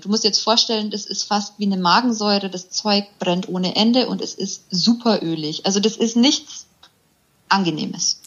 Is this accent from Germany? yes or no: yes; near Augsburg, Bavaria, Germany; ich komme aus der Nähe von Augsburg